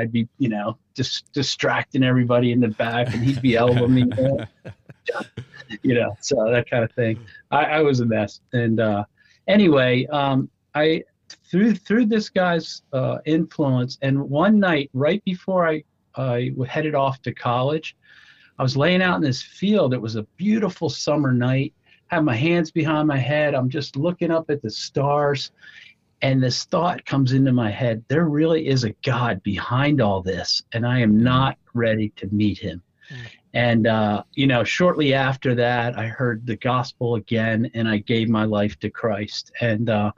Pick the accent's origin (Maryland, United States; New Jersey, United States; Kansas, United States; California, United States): New Jersey, United States; I am from New Jersey, exit 4